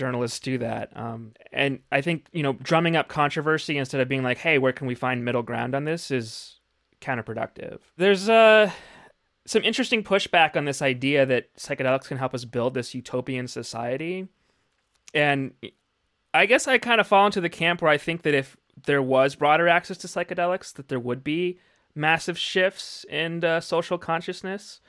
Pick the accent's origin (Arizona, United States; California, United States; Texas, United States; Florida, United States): Arizona, United States; I'm from Arizona